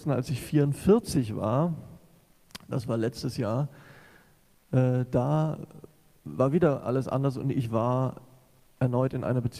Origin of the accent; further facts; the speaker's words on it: Southern Germany, Germany; Ich war zurück in meine Heimat gezogen, nach Süddeutschland ähm